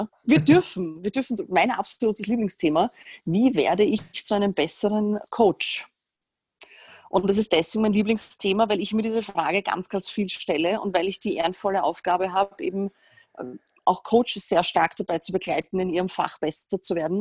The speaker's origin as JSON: {"language": "German", "region": "Vienna", "country": "Austria", "said": "ich komme aus Wien. Ich gehe mal davon aus, dass man das nicht hört, aber wahrscheinlich erkennt man es instant."}